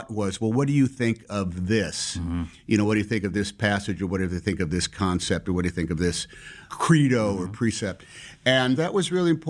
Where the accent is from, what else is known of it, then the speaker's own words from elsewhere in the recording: Concord, California, United States; born there; I was born in Concord, California.